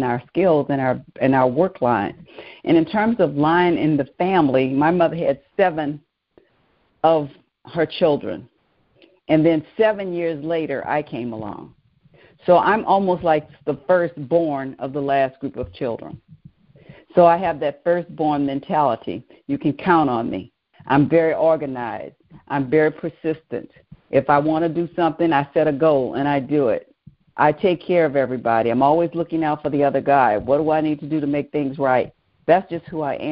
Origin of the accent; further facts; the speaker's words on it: New Orleans, Louisiana, United States; I grew up in New Orleans, Louisiana